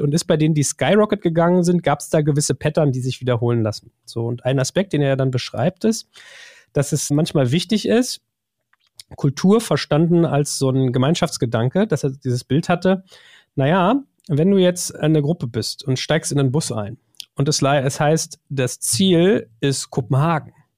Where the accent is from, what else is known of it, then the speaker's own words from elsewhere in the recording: Germany; wir sind das Volk der Dichter und Denker